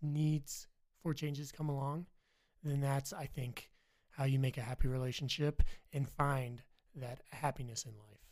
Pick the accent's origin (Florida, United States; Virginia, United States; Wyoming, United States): Virginia, United States; now in Idaho, United States; I'm from Virginia